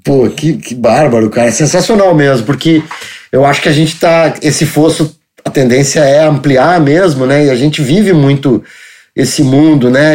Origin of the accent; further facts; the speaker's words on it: Porto Alegre, Rio Grande do Sul, Brazil; eu sou gaúcho de Porto Alegre